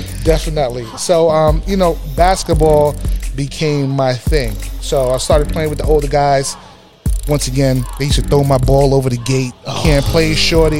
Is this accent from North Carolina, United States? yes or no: no; New York City, New York, United States; growing up in the Bronx